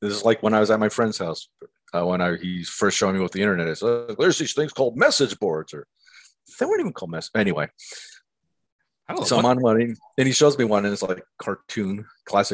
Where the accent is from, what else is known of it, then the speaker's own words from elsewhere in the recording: Erie, Pennsylvania, United States; moved away as an adult; also born or lived in Milwaukee, Wisconsin; I grew up in Erie, Pennsylvania, and I went to school in Milwaukee at Marquette University